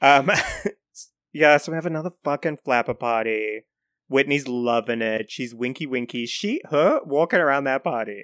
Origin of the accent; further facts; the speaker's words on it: New Zealand; I'm from New Zealand